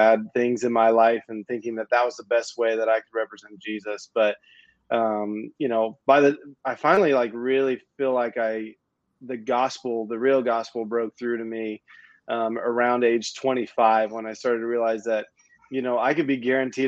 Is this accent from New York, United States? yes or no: no; Tulsa, Oklahoma, United States; moved away; I grew up in Oklahoma, in Tulsa. My entire life was there.